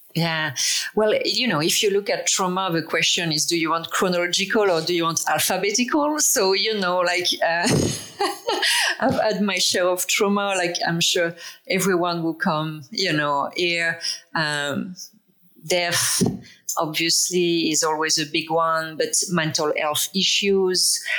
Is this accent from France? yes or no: yes; France; English is a second language; moved away as an adult; now in Toronto, Canada; I'm from France originally. Um, I live in Toronto. I moved here 20 years ago.